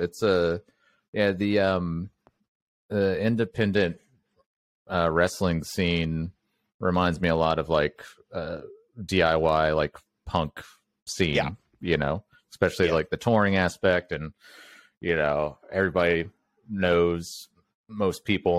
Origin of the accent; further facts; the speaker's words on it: Mobile, Alabama, United States; I grew up in Mobile, Alabama